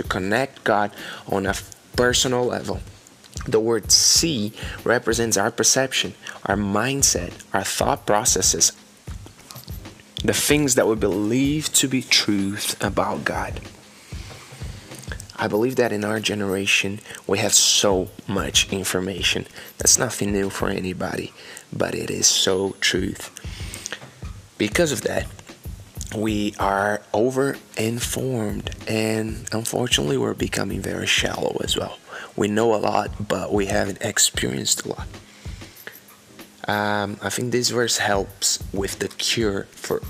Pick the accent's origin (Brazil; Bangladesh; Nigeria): Brazil; English is a second language; moved away as an adult; now in Oklahoma, United States; I came from Brazil. I'm currently living in Oklahoma in America.